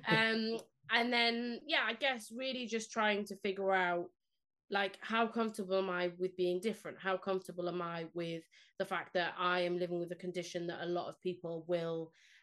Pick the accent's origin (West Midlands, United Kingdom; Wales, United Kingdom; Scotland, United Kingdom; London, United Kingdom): Wales, United Kingdom; Cardiff; first language Spanish; English is a second language; moved away as an adult; also born or lived in Spain / Leicester; now in Oldham, United Kingdom; I grew up in Cardiff